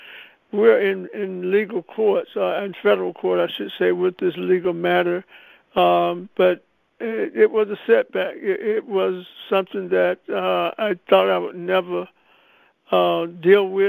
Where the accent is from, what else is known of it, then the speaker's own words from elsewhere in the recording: Anderson, South Carolina, United States; I was born in Anderson, South Carolina